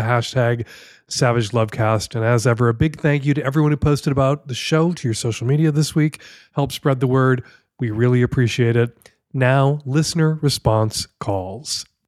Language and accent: English; United States; as an American